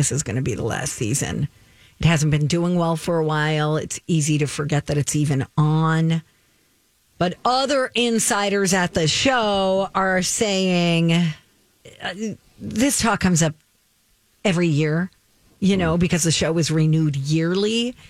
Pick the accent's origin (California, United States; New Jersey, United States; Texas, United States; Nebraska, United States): New Jersey, United States; I grew up in New Jersey.